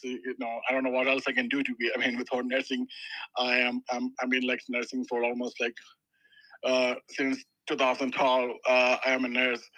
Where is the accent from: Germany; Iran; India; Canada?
India; moved away as an adult; now in Denver, United States; I'm basically from India, so I did my uh, education in India, uh, and uh, and I worked there for a couple of years. Uh, and then I came to 2013 to US.